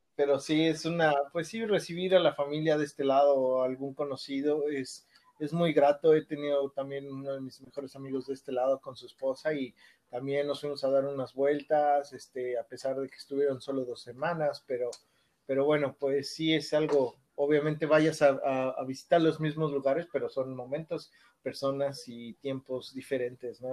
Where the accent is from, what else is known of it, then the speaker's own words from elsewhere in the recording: Mexico City, Mexico; moved away as an adult; now in Toronto, Canada; yo soy nacido en la Ciudad de México, crecí hasta, crecí ahí en la Ciudad de México hasta, yo me vine a Canadá hasta los 23 años